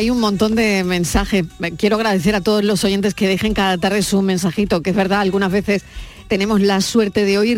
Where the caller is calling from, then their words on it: Málaga, Andalusia, Spain; de Málaga.